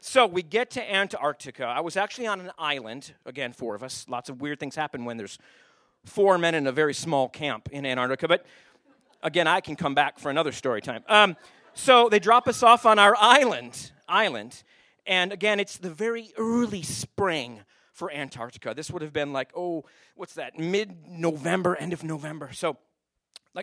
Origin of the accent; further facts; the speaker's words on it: Owosso, Michigan, United States; moved away as an adult; now in Anchorage, United States; I grew up in Michigan